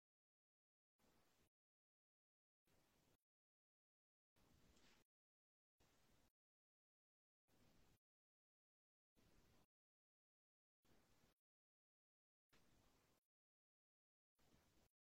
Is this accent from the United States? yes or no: yes; Louisiana, United States; now in Orlando, United States; I grew up in Louisiana